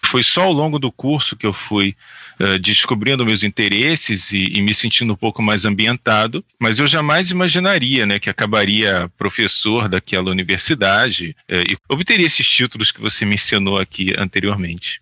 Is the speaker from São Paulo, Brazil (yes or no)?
no; Rio de Janeiro, Brazil; eu fui criado na Praça Seca, na Zona Oeste aqui do Rio de Janeiro